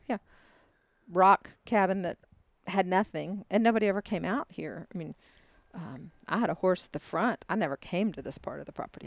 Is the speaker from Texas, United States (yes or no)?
yes; Texas, United States; also born or lived in Dallas, Texas; Born and raised in Texas